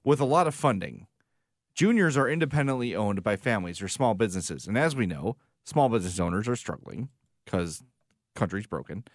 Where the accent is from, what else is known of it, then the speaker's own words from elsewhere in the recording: Chicago, Illinois, United States; we're from Chicago